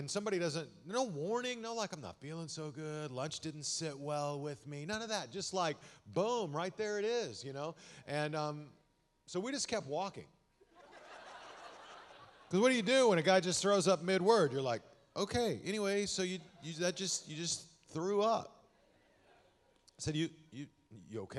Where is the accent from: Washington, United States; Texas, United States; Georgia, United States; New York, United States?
Texas, United States; Amarillo; also born or lived in Austin / Dallas; I'm a Texas boy. I was born and raised in Amarillo